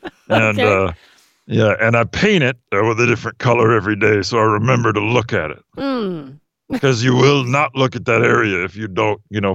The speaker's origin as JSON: {"language": "English", "town": "Palo Alto", "region": "California", "country": "United States", "tie": "born or raised there", "said": "When I was a kid, you know, growing up in Palo Alto, California."}